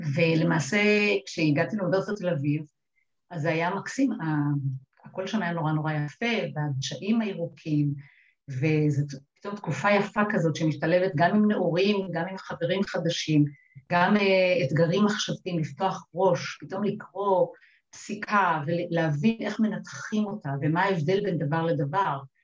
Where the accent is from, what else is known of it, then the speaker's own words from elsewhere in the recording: Upper Galilee, Northern District, Israel; אני באתי ממושב קטן בגליל העליון, אה, ששם גדלתי, אה, לרגלי הרי נפתלי